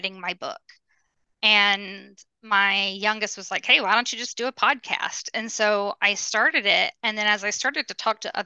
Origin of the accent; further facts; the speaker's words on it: Birmingham, Alabama, United States; I grew up in Alabama